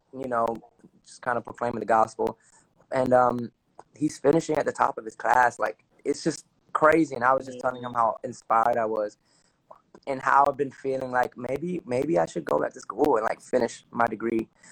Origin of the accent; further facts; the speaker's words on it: Newark, New Jersey, United States; accent: Dominican; also born or lived in Belleville, New Jersey; I was born and raised in Newark, New Jersey